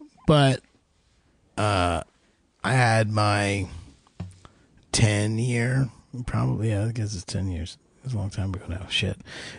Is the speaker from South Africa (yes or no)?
no; New Jersey, United States; we're from North Jersey.